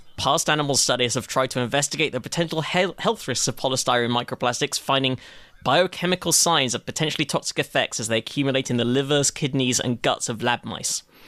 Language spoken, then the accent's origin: English; United Kingdom; as a Brit